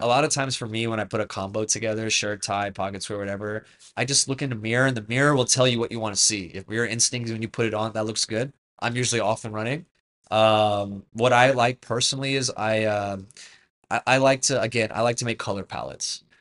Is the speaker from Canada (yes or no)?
yes; Canada; I'm Canadian by birth